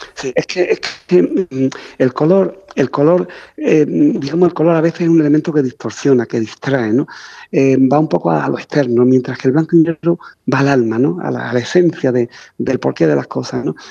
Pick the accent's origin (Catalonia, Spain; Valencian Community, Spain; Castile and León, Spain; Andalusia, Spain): Andalusia, Spain; Ronda; tanto en Ronda, que es mi ciudad natal, como en Sevilla